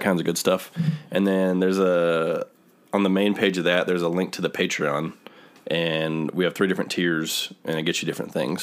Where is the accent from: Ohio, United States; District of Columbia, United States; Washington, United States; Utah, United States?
Ohio, United States; born or raised there